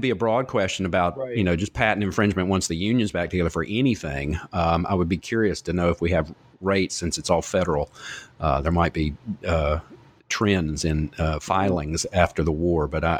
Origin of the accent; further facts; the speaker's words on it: North Carolina, United States; Because I grew up in the South myself in North Carolina